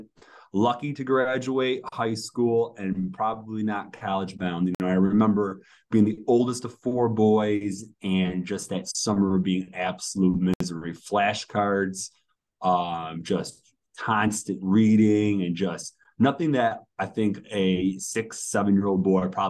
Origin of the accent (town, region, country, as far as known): New York, United States; born or raised there; moved away as an adult; now in Charlotte, United States